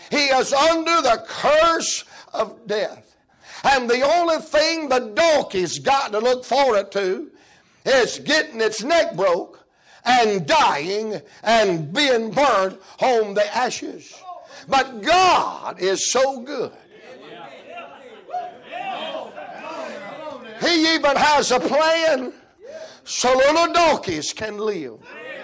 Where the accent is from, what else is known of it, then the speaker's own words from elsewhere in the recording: the South, United States; I'm a Southerner